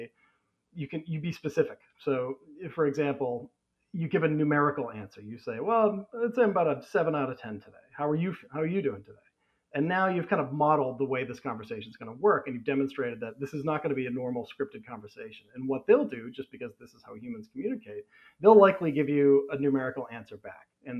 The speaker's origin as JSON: {"language": "English", "country": "United States", "tie": "born or raised there", "said": "I grew up in America in the 80s"}